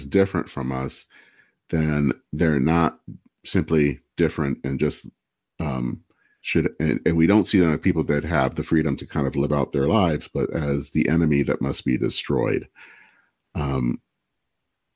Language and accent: English; Michigan, United States; I hail from Michigan, and Dale Kildee was the person that represented my era, a part of the state